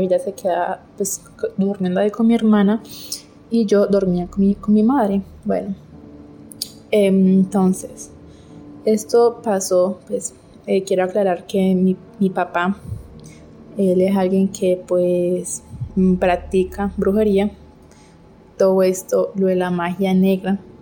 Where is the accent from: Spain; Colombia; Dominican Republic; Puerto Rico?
Colombia; soy de Colombia